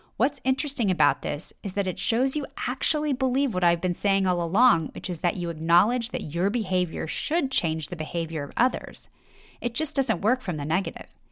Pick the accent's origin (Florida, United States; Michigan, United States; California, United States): California, United States; Los Angeles; I grew up in Los Angeles